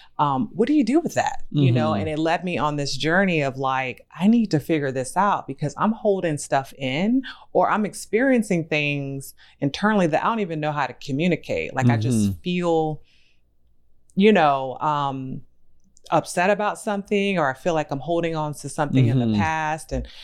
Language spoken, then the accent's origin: English; Virginia, United States; moved away; also born or lived in Maryland; I'm from the South. I'm from Virginia.